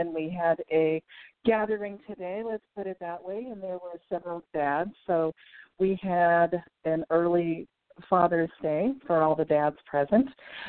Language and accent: English; Salem, Oregon, United States; moved away; I was born in Salem, Oregon. And lots and lots of family here.